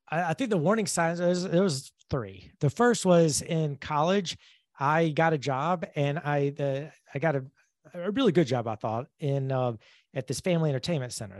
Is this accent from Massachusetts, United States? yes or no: no; Georgia, United States; moved away as an adult; also born or lived in Alabama / Atlanta, Georgia; now in Jacksonville, United States; I grew up in Georgia, went to college in Alabama, and then moved to Atlanta after college